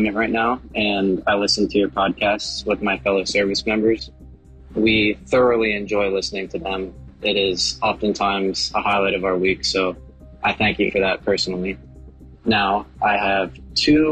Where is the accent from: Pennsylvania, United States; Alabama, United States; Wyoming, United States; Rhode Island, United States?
Pennsylvania, United States; moved away as an adult; I'm 21, and I'm from Pennsylvania